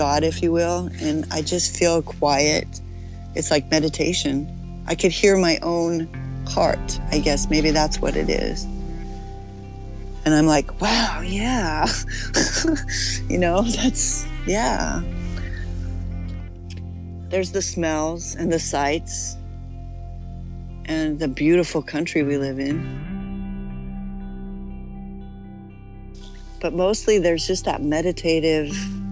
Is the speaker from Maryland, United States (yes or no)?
no; Alpine, California, United States; also born or lived in New York City; I grew up in Alpine here in San Diego, up in the mountains